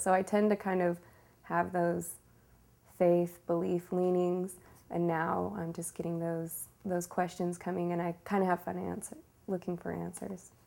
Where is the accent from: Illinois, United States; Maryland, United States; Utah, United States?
Utah, United States; Sandy; I grew up in Sandy, Utah